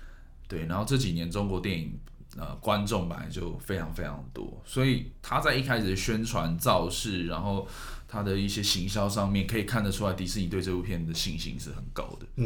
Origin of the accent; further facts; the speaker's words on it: Taiwan; 我台湾人